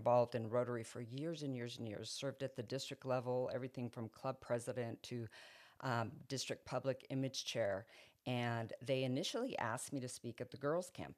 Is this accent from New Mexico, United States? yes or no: yes; Roswell, New Mexico, United States; I went back to my hometown of Roswell